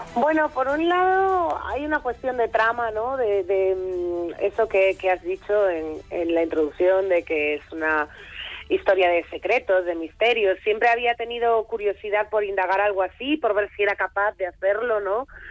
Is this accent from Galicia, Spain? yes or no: yes; Foz, Galicia, Spain; mi pueblo, que es Foz, es un pueblo de la, de la costa de Lugo